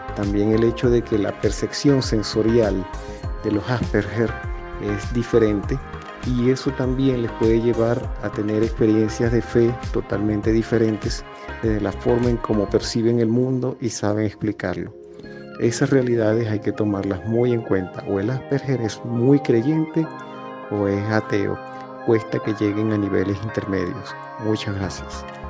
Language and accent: Spanish; Maracaibo, Zulia, Venezuela; moved away; also born or lived in Peru; de Maracaibo, Estado Zulia, tengo 42 años